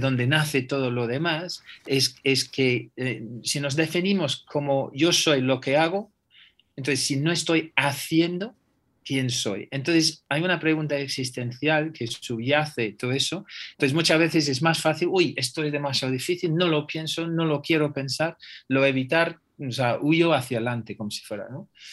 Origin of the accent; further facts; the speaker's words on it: England, United Kingdom; Spanish is a second language; now in Spain; yo soy inglés